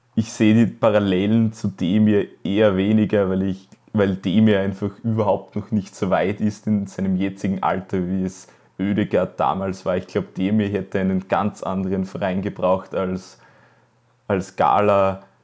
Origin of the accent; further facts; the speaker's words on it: Styria, Austria; als Steirer